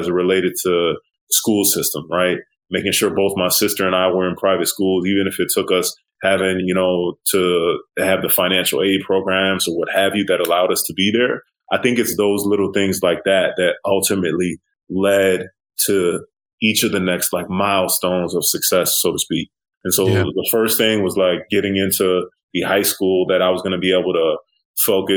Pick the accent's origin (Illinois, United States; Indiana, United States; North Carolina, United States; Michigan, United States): Illinois, United States; Aurora; I'm originally from the Midwest. I grew up in a working class suburb outside Chicago, city called Aurora